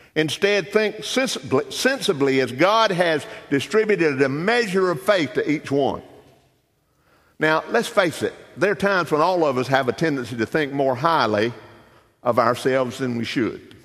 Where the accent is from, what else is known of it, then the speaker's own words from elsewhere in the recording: Darlington County, Lake Swamp, South Carolina, United States; I grew up in Darlington County, grew up in the country, grew up in a little community called Lake Swamp.